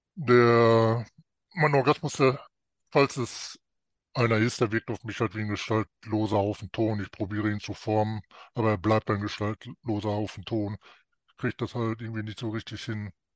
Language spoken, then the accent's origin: German; North Rhine-Westphalia, Germany; ich komme aus Nordrhein-Westfalen